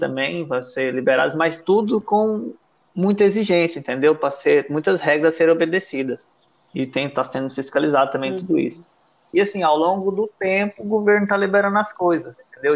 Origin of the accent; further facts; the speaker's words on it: Goiás, Brazil; now in Madeira, Portugal; a gente é aí de Goiás